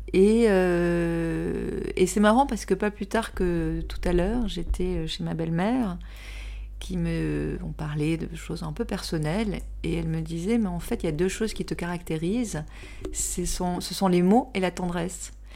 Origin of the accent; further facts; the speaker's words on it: Toulouse, Occitania, France; accent: southwestern; also born or lived in Pyrenees; now in Paris, France; Je viens du sud-ouest. Je viens de Toulouse et puis aussi des Pyrénées.